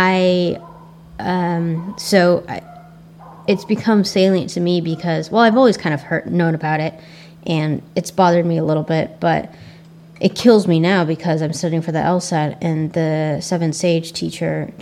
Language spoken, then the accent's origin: English; United States; accent: Asian American; my Asian American accent